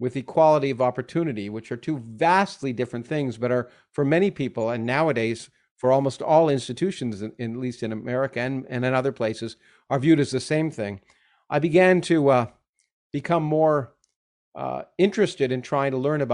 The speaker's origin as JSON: {"language": "English", "country": "Canada", "tie": "born or raised there", "moved": "as an adult", "lives_now": "United States", "said": "I grew up in Canada"}